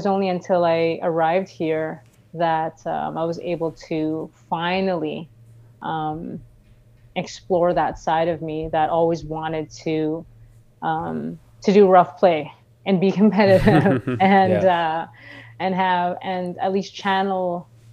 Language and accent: English; Philippines; now in Canada; I was raised in the Philippines for half my life. I came to Canada in 2009